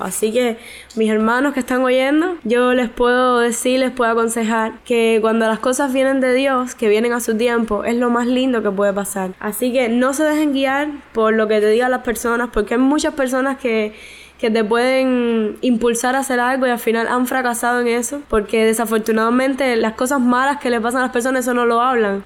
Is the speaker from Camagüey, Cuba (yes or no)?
no; Santa Clara, Villa Clara, Cuba; Soy de Santa Clara, de la Iglesia de la Vigilia de los Pinos Nuevos